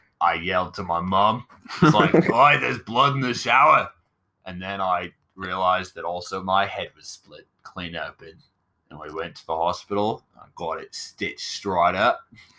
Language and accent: English; Australia; No, I'm Australian.